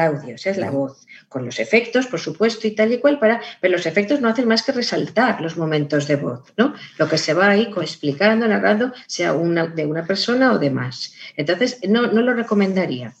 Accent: Valencian Community, Spain; como soy valenciana, siempre digo mundo, sonido y río en valenciano

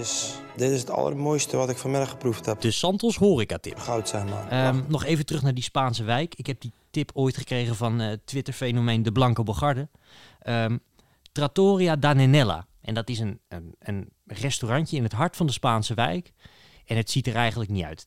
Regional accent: Netherlands; als Nederlander

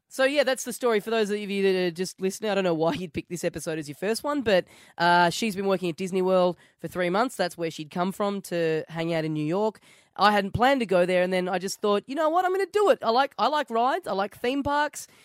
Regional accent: Australia; I'm from Australia.

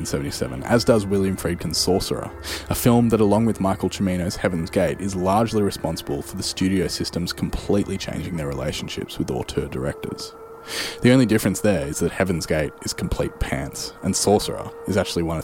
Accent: Australia; here in my home country in Australia

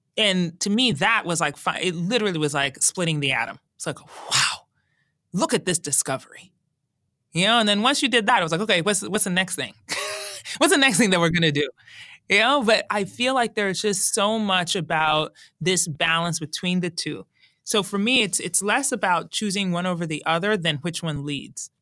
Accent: Colorado, United States; I grew up in Colorado, and as a teen, going into Black Forest, which was near my house

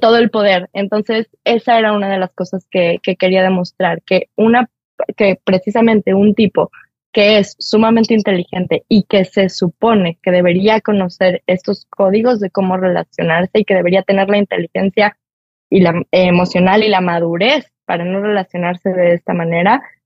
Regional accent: Mexico; como somos los mexicanos

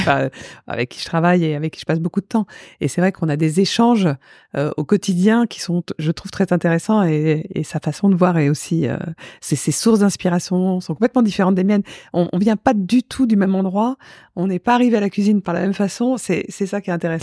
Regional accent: Paris, Île-de-France, France; also born or lived in Souillac / Biarritz; suis plus parisienne, quoi. J'ai plus vécu à Paris que euh, dans le sud-ouest pour l'instant.

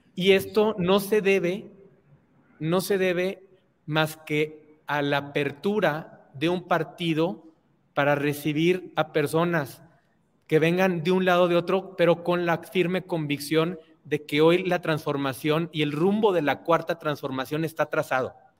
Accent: Torreón, Coahuila, Mexico; en mi ciudad natal Torreón

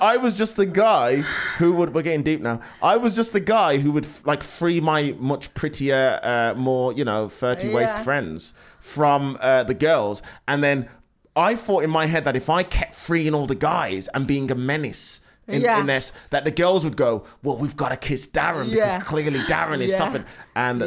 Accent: Oldbury, West Midlands, United Kingdom; I'm from Oldbury, Black Country

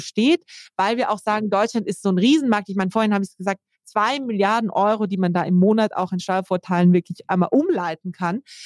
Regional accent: South Tyrol, Trentino-Alto Adige, Italy; now in Germany; ich komme ursprünglich aus Südtirol

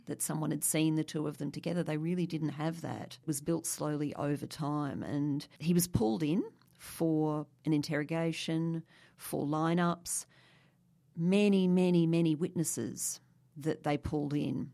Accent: Brisbane, Queensland, Australia; I grew up in Brisbane

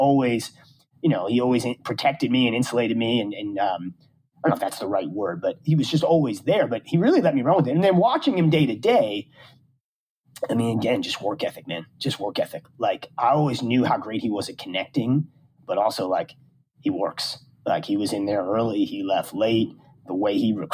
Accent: Long Island, New York, United States; I'm from Long Island

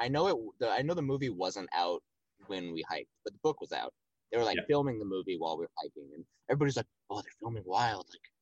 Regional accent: United States; as an American person who has never lived in another country before

